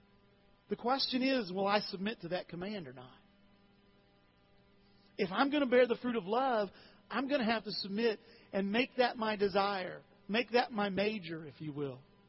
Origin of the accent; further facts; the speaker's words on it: Alton, Illinois, United States; When I was in high school at Alton High 30-some years ago